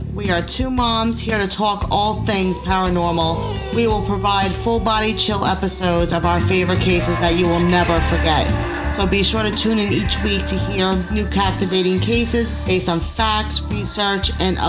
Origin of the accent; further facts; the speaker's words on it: Long Island, New York, United States; we are from Long Island